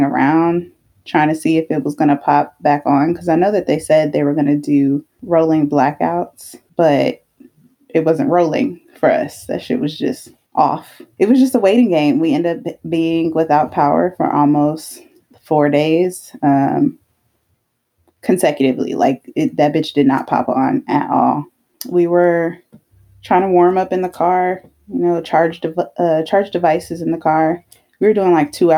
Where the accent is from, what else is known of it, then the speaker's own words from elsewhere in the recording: Texas, United States; I'm from Texas.